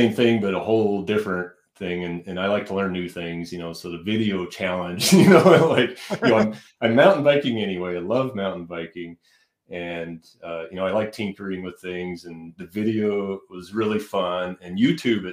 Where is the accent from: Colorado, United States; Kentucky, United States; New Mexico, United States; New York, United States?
Colorado, United States; Denver; also born or lived in Buena Vista, Colorado / Texas; I was born in Denver and kind of grew up around Denver and Colorado Springs